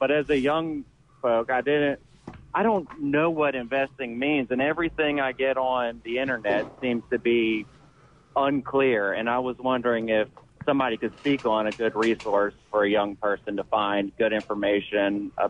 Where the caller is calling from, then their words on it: Hattiesburg, Mississippi, United States; I'm calling from Hattiesburg.